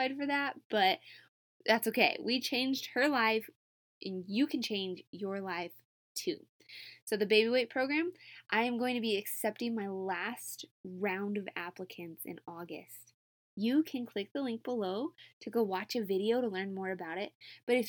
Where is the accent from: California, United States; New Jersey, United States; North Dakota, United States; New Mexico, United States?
New Mexico, United States; I'm from New Mexico